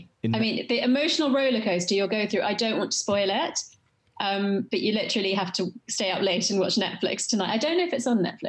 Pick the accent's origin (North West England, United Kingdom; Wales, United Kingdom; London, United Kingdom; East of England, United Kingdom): London, United Kingdom; West London, Chelsea.